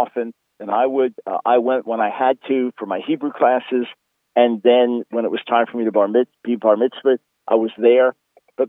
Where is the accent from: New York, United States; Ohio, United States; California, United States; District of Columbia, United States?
New York, United States; Long Island; I was born in New York City in 1955, and we moved to Long Island, so the suburbs of New York City, when I was about 7 years old